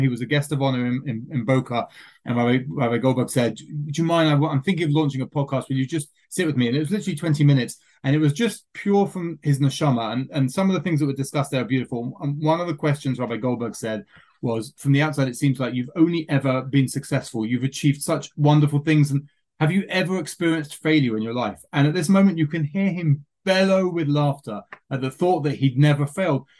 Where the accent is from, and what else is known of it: England, United Kingdom; now in Israel